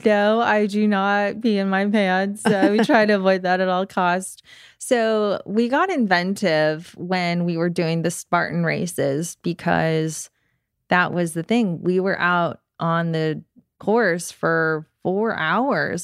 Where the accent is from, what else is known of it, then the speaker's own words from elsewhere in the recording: Georgia, United States; I grew up here in Georgia